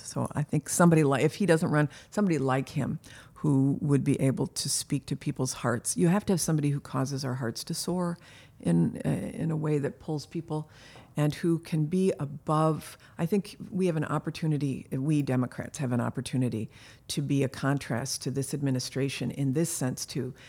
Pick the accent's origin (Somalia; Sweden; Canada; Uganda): Canada; also born or lived in Michigan, United States / California, United States; now in United States; I was born in Canada